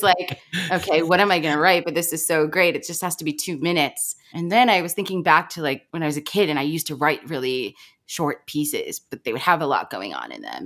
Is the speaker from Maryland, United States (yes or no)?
yes; Baltimore, Maryland, United States; I grew up in Baltimore